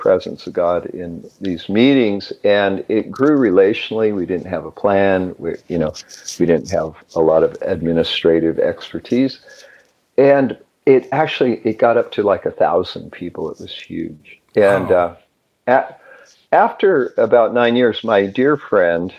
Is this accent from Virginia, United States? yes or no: no; Twain Heart, California, United States; moved away as an adult; also born or lived in Santa Cruz, California; now in Pennsylvania, United States; In a resort town, little town called Twain Heart